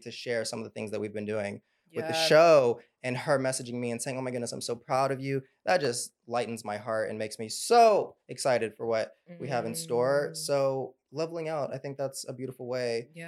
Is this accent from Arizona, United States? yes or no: no; North Little Rock, Arkansas, United States; my hometown, North Little Rock, Arkansas